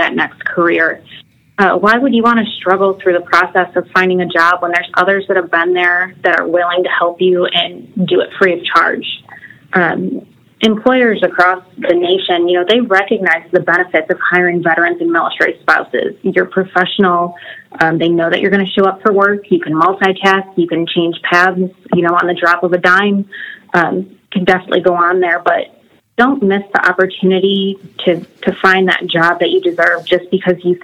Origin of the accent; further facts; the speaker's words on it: Michigan, United States; now in Florida, United States; I grew up in Michigan